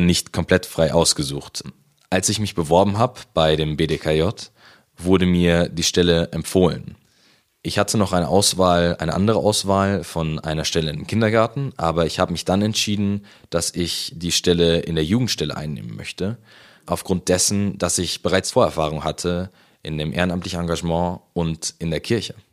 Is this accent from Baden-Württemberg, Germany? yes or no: no; Munich, Bavaria, Germany; also born or lived in Haidhausen, Munich; wohne ich aktuell in Heidhausen, aber ursprünglich komme ich aus der Au. Dort bin ich in der Gemeinde Maria Hilf schon lange aktiv.